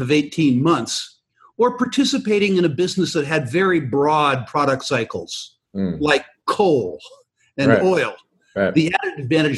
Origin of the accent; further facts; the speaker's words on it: San Jose, California, United States; I grew up in San Jose, California, the self-proclaimed capital of Silicon Valley.